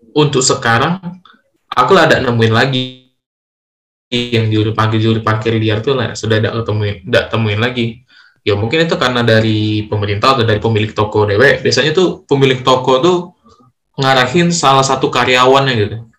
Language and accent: Indonesian; Lubuklinggau, South Sumatra, Indonesia; aku asli Linggau